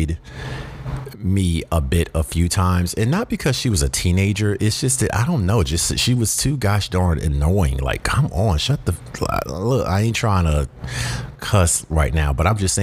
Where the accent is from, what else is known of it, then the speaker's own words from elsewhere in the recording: the South, United States; I personally feel like I'm from the South